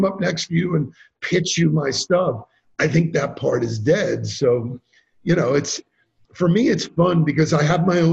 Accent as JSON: {"language": "English", "region": "New York", "country": "United States", "said": "I'm from New York"}